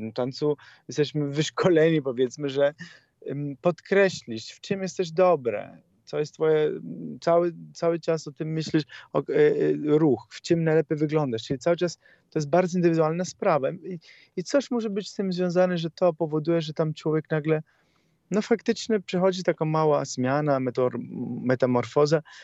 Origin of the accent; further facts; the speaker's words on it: Italy; Polish is a second language; moved away as an adult; now in Poland; Jako Włoch